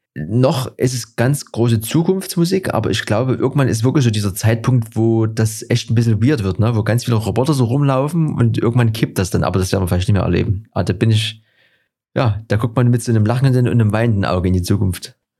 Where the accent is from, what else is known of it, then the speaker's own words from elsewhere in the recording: Dresden, Saxony, Germany; bei uns in Dresden